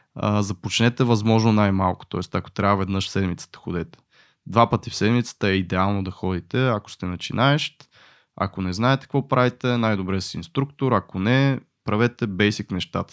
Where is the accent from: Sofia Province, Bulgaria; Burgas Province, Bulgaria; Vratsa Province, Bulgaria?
Sofia Province, Bulgaria; Botevgrad; съм от Ботеград